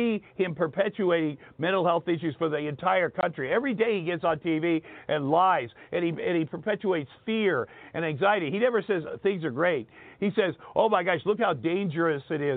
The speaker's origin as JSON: {"language": "English", "region": "Southeast Iowa", "country": "United States", "tie": "born or raised there", "moved": "yes", "said": "I grew up in Southeast Iowa, so I'd never been around different kinds of people"}